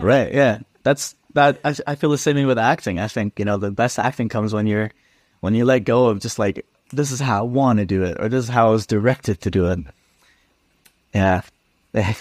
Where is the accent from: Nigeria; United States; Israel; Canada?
Canada; Edmonton, Alberta; I grew up in Edmonton